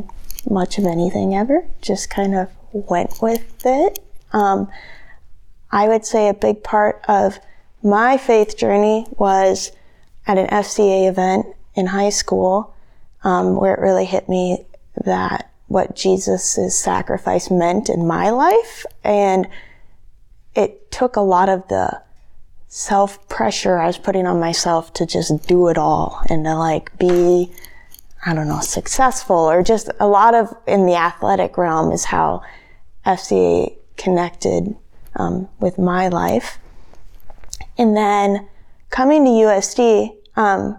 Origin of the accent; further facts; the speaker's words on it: Mission Hill, South Dakota, United States; I grew up just outside of Mission Hill, South Dakota, which is outside of Yankton, about 5 minutes